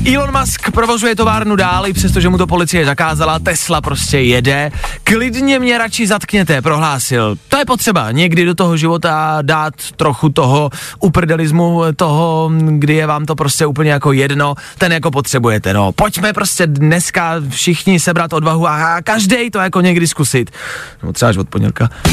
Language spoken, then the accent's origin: Czech; Czechia